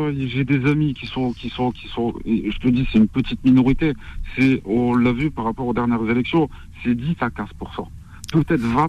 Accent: Morocco; moi-même, je suis marocain

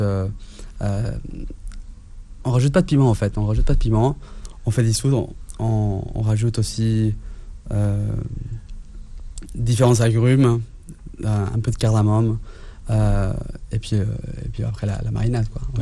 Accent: Mexico City, Mexico; also born or lived in Italy / India / Spain; now in France; la Condessa, c'est le quartier où j'ai grandi à Mexico

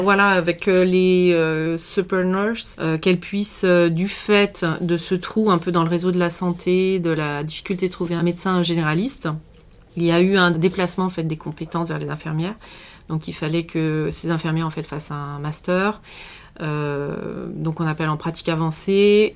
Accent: western France, France; moved away as an adult; also born or lived in Canada; je suis, euh, originaire de l'ouest de la France

